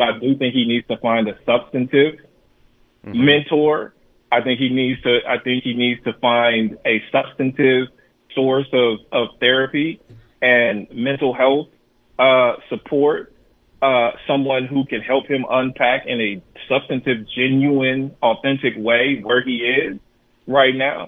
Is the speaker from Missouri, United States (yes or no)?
yes; St. Louis, Missouri, United States; I was growing up in St. Louis